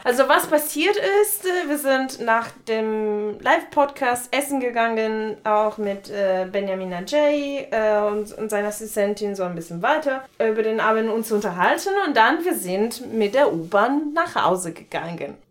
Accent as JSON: {"language": "German", "country": "Italy", "second_language": "German", "moved": "as an adult", "lives_now": "Germany", "said": "ich komme eigentlich aus Italien, wohne aber hier seit acht Jahren"}